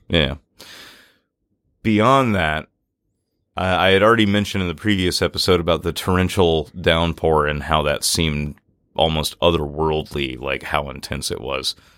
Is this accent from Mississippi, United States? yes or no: yes; Natchez, Mississippi, United States; growing up in Natchez, Mississippi